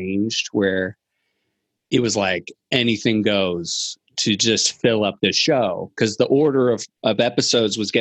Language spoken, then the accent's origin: English; Virginia, United States; I'm from Virginia